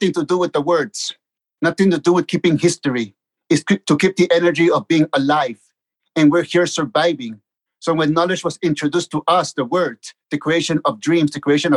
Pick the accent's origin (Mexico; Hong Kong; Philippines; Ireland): Mexico; Tijuana, Baja California; also born or lived in Mexico City; I was born in Mexico City, and 3 months later, my parents took me to Tijuana to live with them. And that's where I grew up, in Tijuana